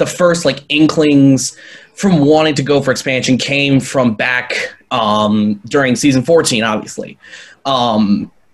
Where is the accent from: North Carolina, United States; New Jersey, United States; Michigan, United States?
Michigan, United States; Auburn Hills; moved away as an adult; now in Mount Pleasant, United States; I hail from Auburn Hills, Michigan, although right now I live in Mount Pleasant, Michigan